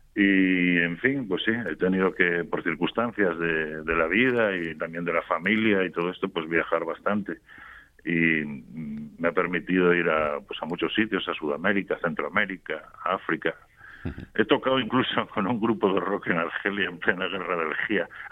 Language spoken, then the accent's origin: Spanish; Gijón, Asturias, Spain; moved away as an adult; also born or lived in Madrid; yo soy de Gijón y, me fui con 18 años para Madrid